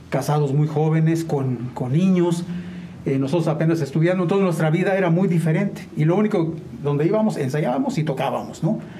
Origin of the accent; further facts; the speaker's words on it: Mexico City, Mexico; born there; Eh, fíjate que yo nací en la Ciudad de México.